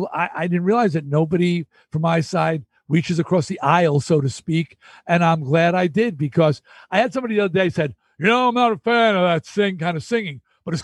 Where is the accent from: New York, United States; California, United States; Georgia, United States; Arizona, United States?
New York, United States; Long Island; I was from Long Island